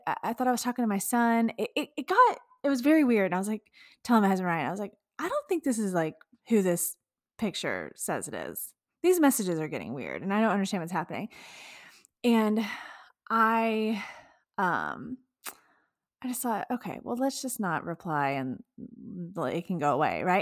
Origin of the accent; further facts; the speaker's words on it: Texas, United States; being a Texan myself